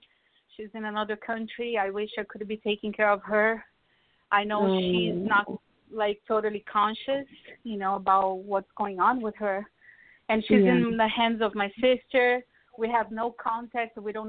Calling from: Miami, Florida, United States; I'm calling from Miami.

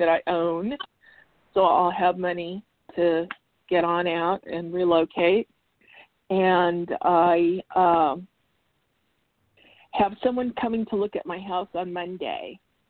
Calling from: Arizona, United States; calling you from Arizona.

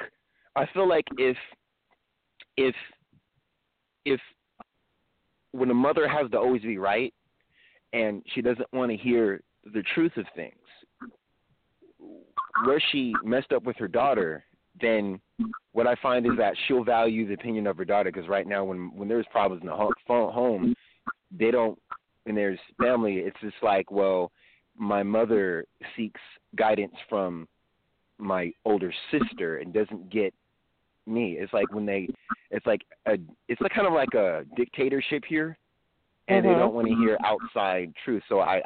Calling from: California, United States; calling from California.

